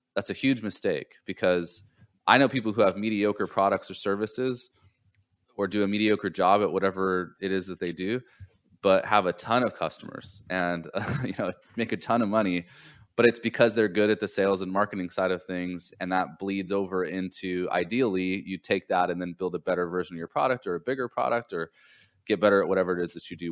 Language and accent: English; Southern California, United States; now in Charleston, United States; I grew up in Southern California